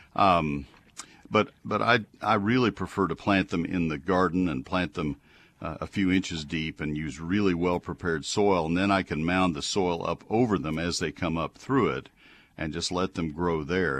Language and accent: English; College Station, Texas, United States; College Station, my hometown, my other hometown where I grew up.